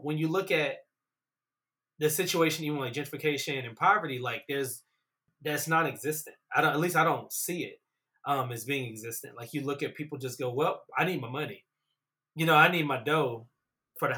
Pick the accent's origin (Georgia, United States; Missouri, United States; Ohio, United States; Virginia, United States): Virginia, United States; Roanoke; I'm from Roanoke, Virginia